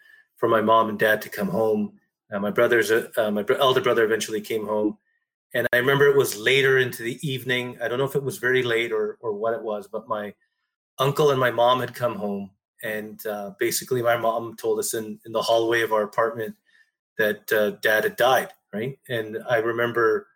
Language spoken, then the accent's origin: English; Ontario, Canada; I was born here in Canada.